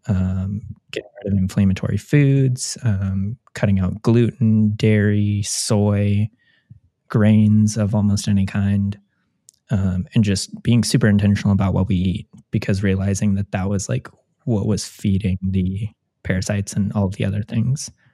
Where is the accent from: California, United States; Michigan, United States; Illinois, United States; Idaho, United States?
California, United States; Orange County; moved away as an adult; now in Columbus, United States; growing up in Orange County